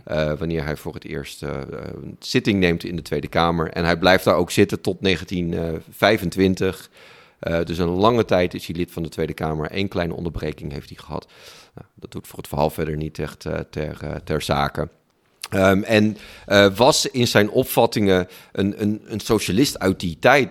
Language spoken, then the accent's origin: Dutch; Friesland, Netherlands; Ik ben opgegroeid in Friesland